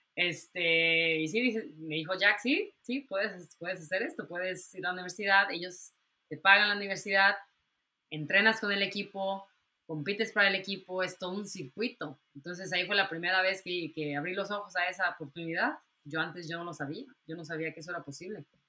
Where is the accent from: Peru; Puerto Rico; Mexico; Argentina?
Mexico; moved away; yo me tuve que salir de México por alguna razón